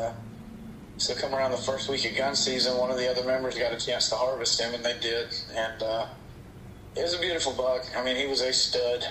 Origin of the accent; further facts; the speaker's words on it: Georgia, United States; I'm from Georgia. I'm down here in the South.